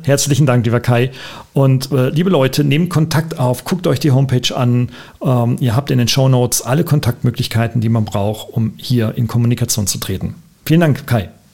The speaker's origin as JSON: {"language": "German", "country": "Germany", "said": "Aber wir kommen beide aus Deutschland"}